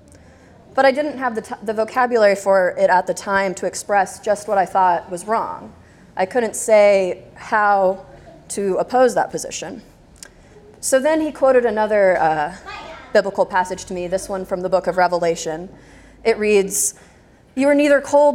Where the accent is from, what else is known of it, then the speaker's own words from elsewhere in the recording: Texas, United States; I'm from Texas